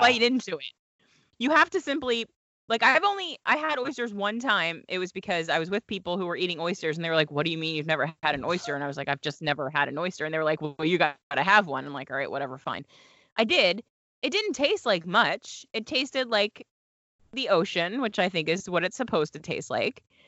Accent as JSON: {"language": "English", "region": "Delaware", "country": "United States", "tie": "born or raised there", "moved": "as an adult", "said": "I went to college in Delaware, I grew up in Delaware"}